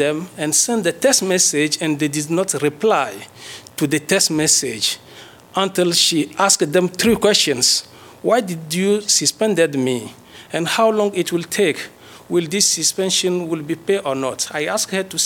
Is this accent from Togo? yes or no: yes; Togo; moved away as an adult; now in United States; I graduate from the University of Lomé in the Department of Geography. I have my PhD from Togo. And as you may know, we came from Africa